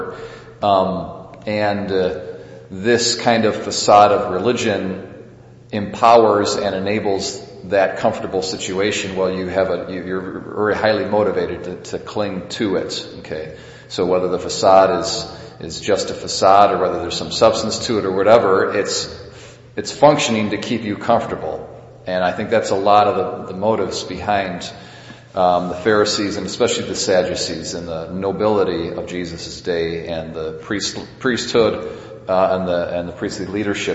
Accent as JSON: {"language": "English", "country": "United States", "said": "we as American Catholics"}